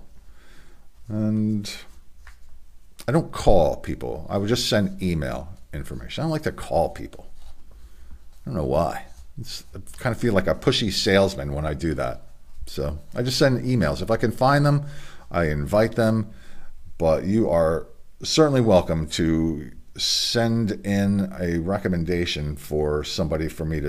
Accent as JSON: {"language": "English", "region": "Delaware", "country": "United States", "said": "my home state of Delaware"}